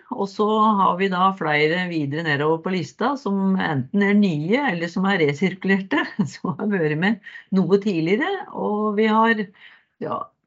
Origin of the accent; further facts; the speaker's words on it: Nes, Akershus, Norway; moved away as an adult; now in Modum, Norway; født og oppvokst i Nes på Romerike.